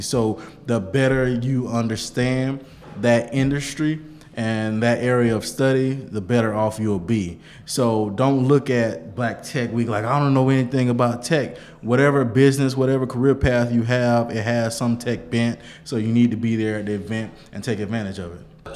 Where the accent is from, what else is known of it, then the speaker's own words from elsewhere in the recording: Bainbridge, Georgia, United States; I'm from Bainbridge, Georgia, small city, 30 minutes north of Tallahassee, Florida